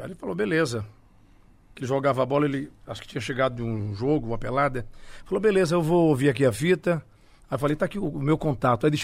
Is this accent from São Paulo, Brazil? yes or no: no; Ceará, Brazil; Montese, que é um bairro onde eu cresci. Nasci no Montese, morei em outros bairros, era igual cigano, mudava de casa.